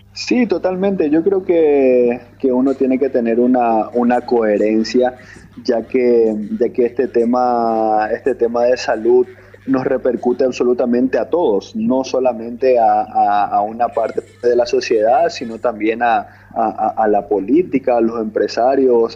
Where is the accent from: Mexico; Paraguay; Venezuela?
Paraguay; moved away as an adult; now in Colombia; como paraguayo